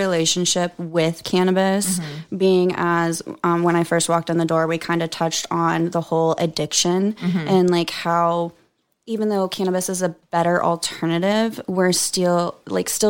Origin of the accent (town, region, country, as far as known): Oklahoma, United States; born or raised there; moved away as an adult